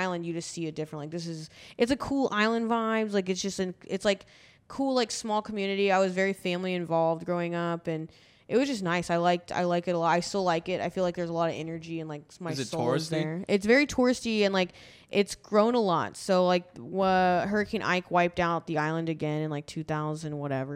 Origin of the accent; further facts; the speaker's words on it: Galveston, Texas, United States; I'm from a little island called Galveston, Texas.